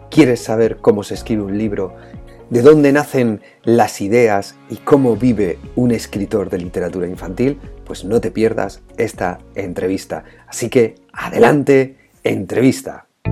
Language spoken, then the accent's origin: Spanish; Puertollano, Castilla-La Mancha, Spain; somos manchegos los dos, tú de Argamasilla de Alba y yo de Puerto Llano